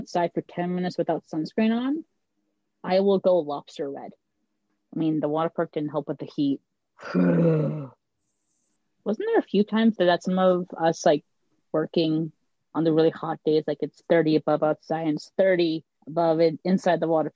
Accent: Canada; I'm Canadian

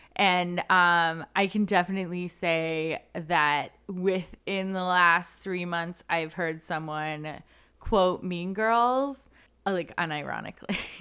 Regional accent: Canada; not how we dressed as a Canadian high schooler

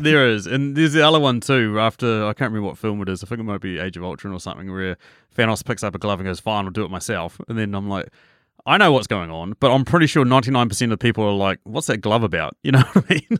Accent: New Zealand

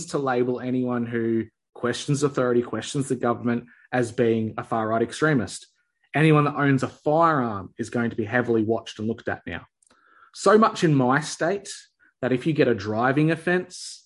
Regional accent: Australia; as an Aussie

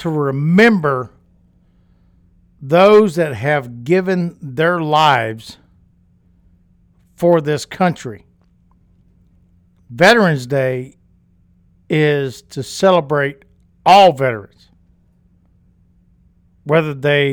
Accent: Louisiana, United States; I grew up in Louisiana

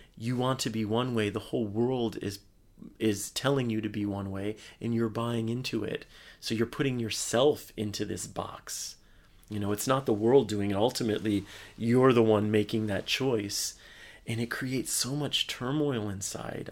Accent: Michigan, United States; moved away as an adult; also born or lived in Bay Area, California; which is my home state

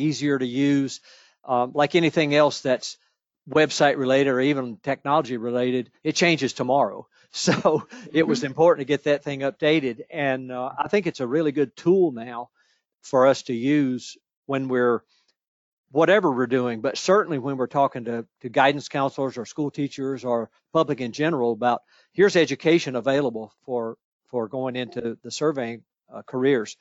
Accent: Virginia, United States; my home state in Virginia

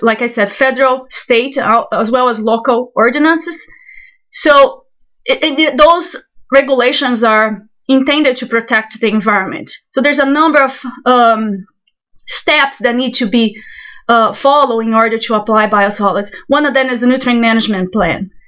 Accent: Brazil; moved away as an adult; also born or lived in Ona, Florida; now in Florida, United States; I'm originally from Brazil

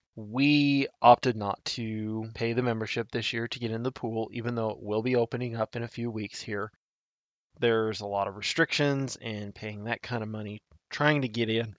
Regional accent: Nebraska, United States; I love my home state of Nebraska

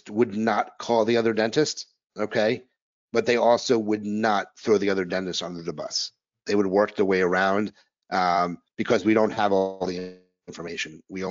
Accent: New York, United States; also born or lived in New Orleans; now in Philadelphia, United States; I'm a New Yorker living in Philadelphia

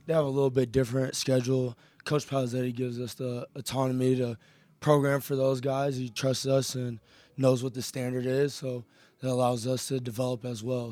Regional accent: Elyria, Ohio, United States; I'm originally from Elyria, Ohio, so not too far, I'm pretty much back home

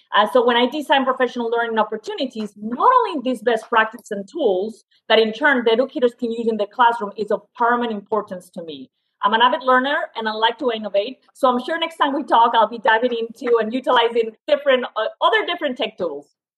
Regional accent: Spain; moved away as an adult; also born or lived in France / Suffolk, Virginia; now in United States; I'm originally from Spain, went to a French university

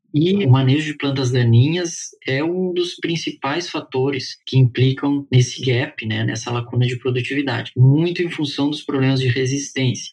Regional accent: Rio Grande do Sul, Brazil; eu sou natural do Rio Grande do Sul

